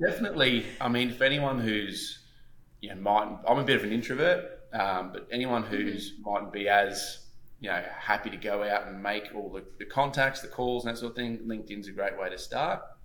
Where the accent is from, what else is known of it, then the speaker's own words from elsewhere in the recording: Gold Coast, Queensland, Australia; I grew up on the Gold Coast, Queensland, Australia